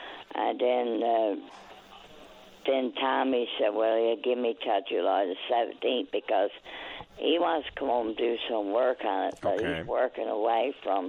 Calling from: Hampton, Newfoundland and Labrador, Canada; I'm calling from Hampton, Newfoundland.

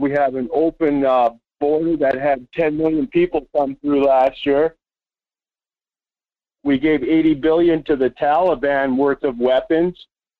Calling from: Las Vegas, Nevada, United States; from Las Vegas.

